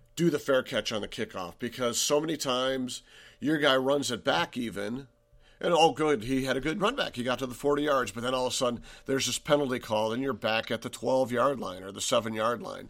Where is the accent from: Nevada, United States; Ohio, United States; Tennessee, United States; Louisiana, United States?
Ohio, United States; Cleveland; we're from Cleveland